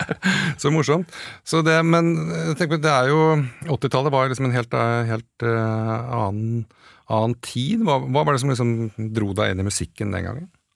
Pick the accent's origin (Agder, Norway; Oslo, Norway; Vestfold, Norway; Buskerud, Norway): Vestfold, Norway; Åsgårdstrand; moved away; jeg vokste opp i Åsgårdstrand